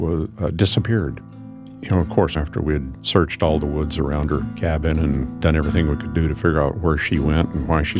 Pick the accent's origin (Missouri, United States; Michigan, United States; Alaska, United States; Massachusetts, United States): Alaska, United States; Anchorage; When I was growing up in Anchorage